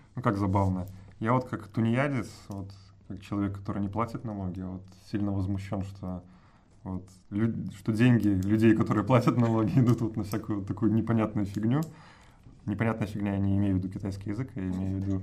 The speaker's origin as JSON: {"language": "Russian", "town": "Brest", "region": "Brest Region", "country": "Belarus", "tie": "born or raised there", "also_born_or_lived": "Mozyr", "said": "я всю свою сознательную и не очень жизнь провел в Бресте, так что я такой городской житель"}